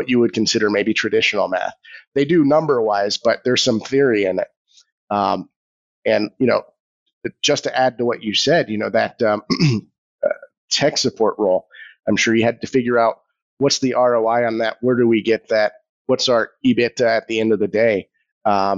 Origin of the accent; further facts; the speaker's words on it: Orlando, Florida, United States; I'm actually from Orlando.